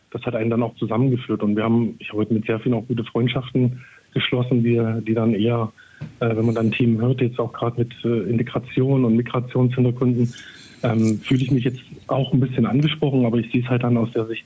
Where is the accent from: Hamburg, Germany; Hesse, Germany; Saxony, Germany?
Saxony, Germany; Als Sachse ist man da ja auch so ein bisschen vom Klischee her